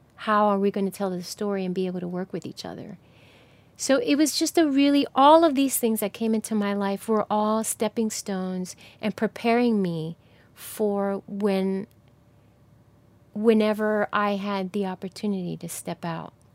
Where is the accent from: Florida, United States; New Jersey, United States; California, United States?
New Jersey, United States; moved away; I'm from New Jersey